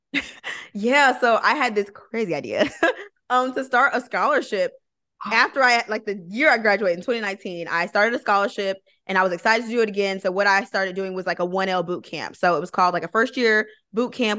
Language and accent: English; Flint, Michigan, United States; moved away as an adult; also born or lived in Georgia; I'm originally from Flint, so I'm originally from Michigan